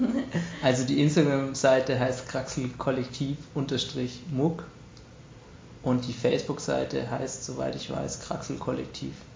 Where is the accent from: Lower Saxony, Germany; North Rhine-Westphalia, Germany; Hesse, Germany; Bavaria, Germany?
Bavaria, Germany; Munich; bei uns in München